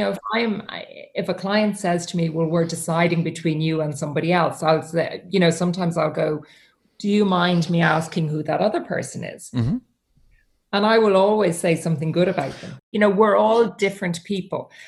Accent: Ireland; the thing about Irish people and um, famous people in Ireland is that we don't tend to treat them any different

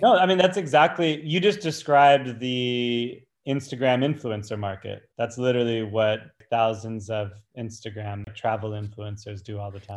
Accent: Santa Barbara, California, United States; moved away as an adult; now in New York City, United States; I grew up in Santa Barbara, worked with youth my entire life.

